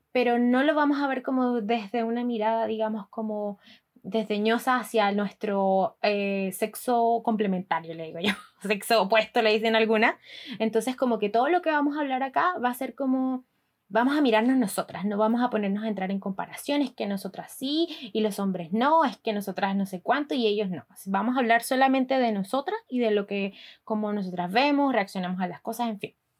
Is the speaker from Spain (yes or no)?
no; Barranquilla, Atlántico, Colombia; moved away as an adult; now in Chile; yo soy de Barranquilla, ciudad